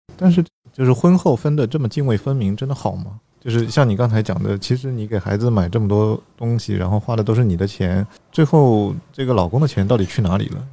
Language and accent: Chinese; Zhejiang, China; 我家是浙江的